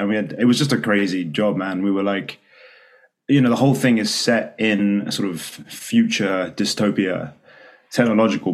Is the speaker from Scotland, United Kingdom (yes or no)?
no; London, United Kingdom; I grew up in like in between East London and North London, largely.